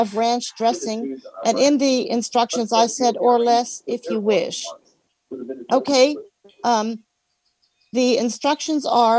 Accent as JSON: {"language": "English", "town": "Alexandria", "region": "Virginia", "country": "United States", "said": "I'm from Alexandria, Virginia, where we've had some rain today."}